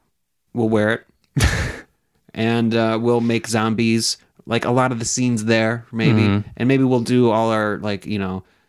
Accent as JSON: {"language": "English", "country": "United States", "said": "being an American."}